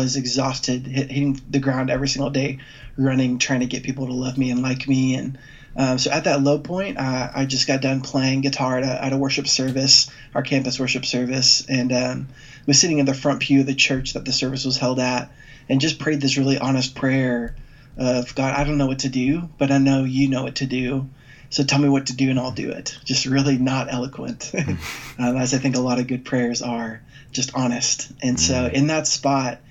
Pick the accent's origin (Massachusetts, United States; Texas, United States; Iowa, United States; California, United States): Texas, United States; Dallas; I grew up here in Dallas as the son of a great pastor